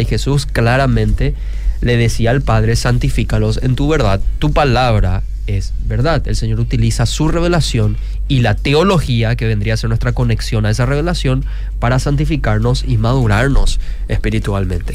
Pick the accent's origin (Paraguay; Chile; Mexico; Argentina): Paraguay; Luque, Central; Yo también soy de Luque, esa misma zona